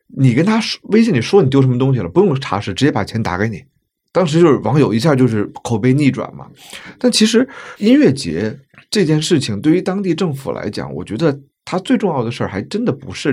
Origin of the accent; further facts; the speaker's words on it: Beijing, China; 我说我来自北京嘛